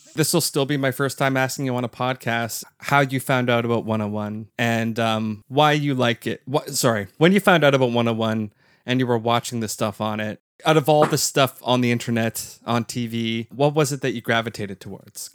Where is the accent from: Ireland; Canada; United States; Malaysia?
Canada; as a Canadian podcast listener and never in attendance